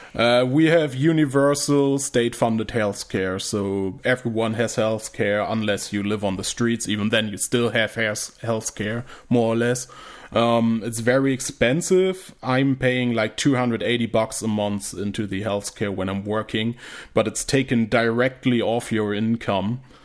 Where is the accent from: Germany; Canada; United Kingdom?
Germany; English is a second language